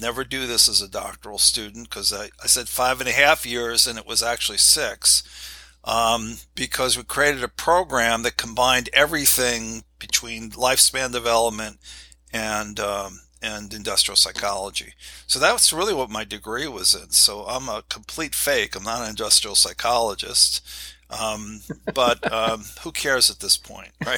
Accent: New York City, New York, United States; moved away; also born or lived in Akron, Ohio; I was born in New York, New York City

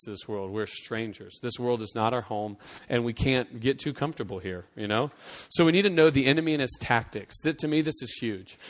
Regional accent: United States; it was ingrained in me to tie our, my Christianity to the fact that I was American

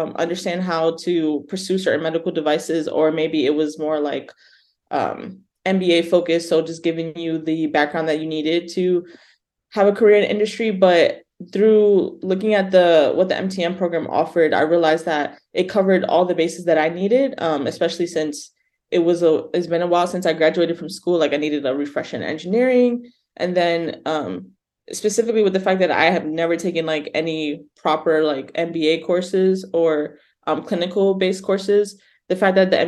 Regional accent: New York, United States; accent: New York twang; moved away as an adult; also born or lived in Massachusetts; now in Berkeley, United States; I'm born and raised in New York, so you might hear that twang come out a little bit

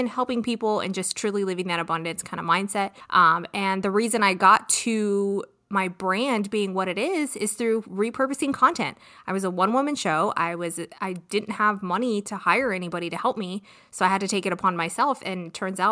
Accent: California, United States; I am from California

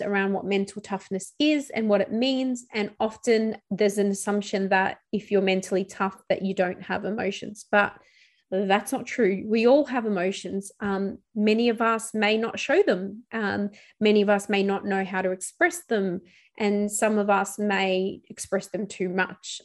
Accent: Melbourne, Victoria, Australia; returning back to my hometown of Melbourne

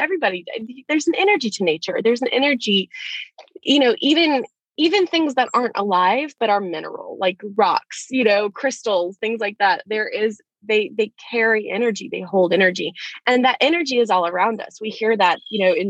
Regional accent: Gulf Coast in Alabama, United States; moved away as an adult; now in Orlando, United States; I grew up in Alabama.

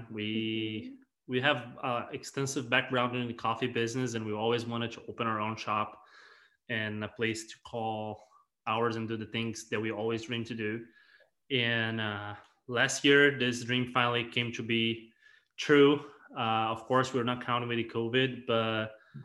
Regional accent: Brazil; moved away; we're from Brazil originally

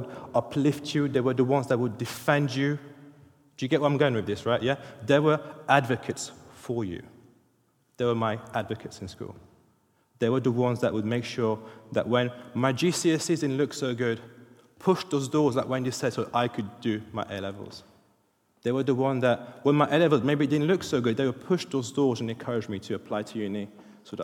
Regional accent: France; English is a second language; now in United Kingdom; I'm French. English isn't my first language

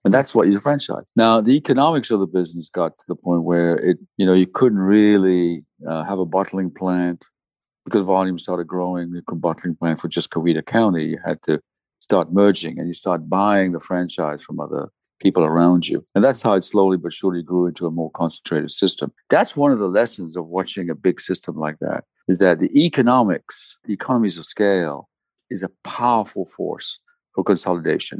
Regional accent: DR Congo; I was born in the Congo in Africa, and so were my parents, so were my grandparents

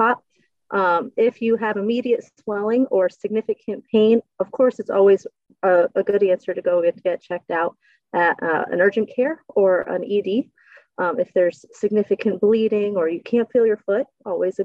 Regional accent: Wyalusing, Pennsylvania, United States; moved away; also born or lived in Harrisburg, Pennsylvania; I am originally from Wyalusing, Pennsylvania.

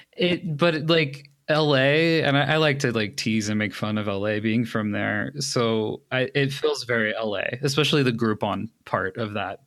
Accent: Los Angeles, California, United States; moved away as an adult; now in Colorado, United States; I was born in Los Angeles. I lived there up until August of twenty nineteen

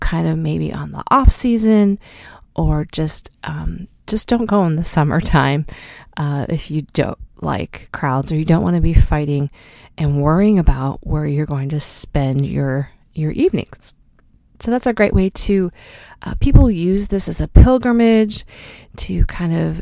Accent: United States; as an American

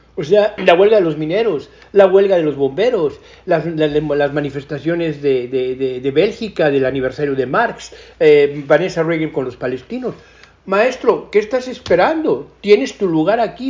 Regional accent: Mexico; moved away as an adult; also born or lived in England; siendo muy mexicano

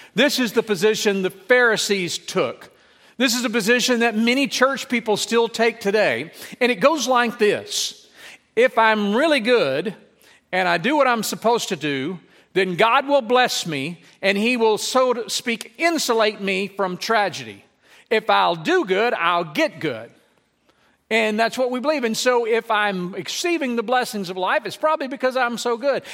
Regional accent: Lake Charles, Louisiana, United States; when I grew up in Louisiana, I remember as a child and as a teenager

